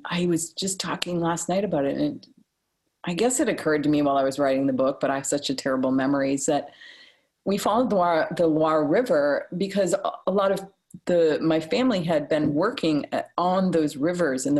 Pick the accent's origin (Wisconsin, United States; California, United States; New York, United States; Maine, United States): Maine, United States; Rumford; I grew up in Rumford in Mexico